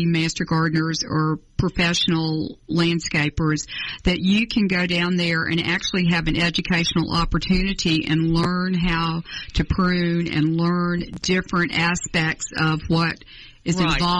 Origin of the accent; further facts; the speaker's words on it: Atlanta, Georgia, United States; I grew up in Atlanta. That brings back a childhood memory of the 50s in Atlanta.